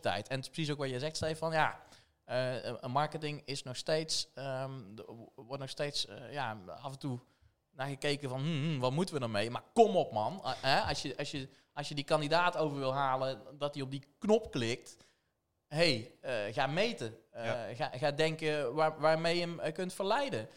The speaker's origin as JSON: {"language": "Dutch", "town": "Tilburg", "region": "North Brabant", "country": "Netherlands", "tie": "born or raised there", "said": "geboren en getogen in Tilburg. Dus wel te horen"}